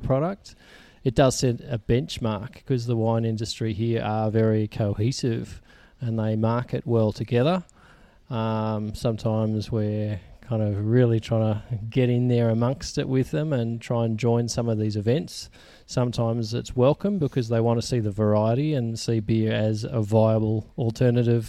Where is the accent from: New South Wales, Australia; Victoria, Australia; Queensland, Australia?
New South Wales, Australia; Sydney; moved away as an adult; also born or lived in Melbourne; now in Orange, Australia; I grew up in Sydney, and I've had a number of years in Melbourne